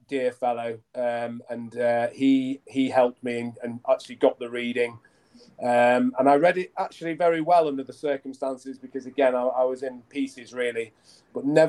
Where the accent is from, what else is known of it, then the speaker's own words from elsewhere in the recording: Lancashire, North West England, United Kingdom; I grew up in Lancashire, up in the north of England.